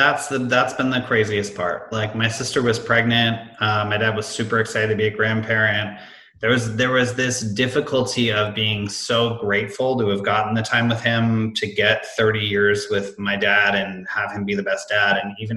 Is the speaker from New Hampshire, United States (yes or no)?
yes; Hanover, New Hampshire, United States; born there; I was born in Hanover, New Hampshire.